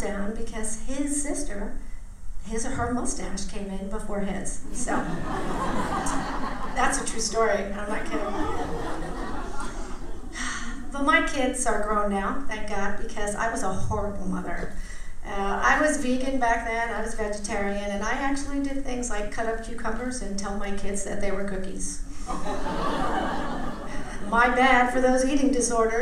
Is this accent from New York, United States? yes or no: yes; Port Chester, New York, United States; moved away as an adult; also born or lived in Greenwich, Connecticut; I was an Italian from Port Chester, New York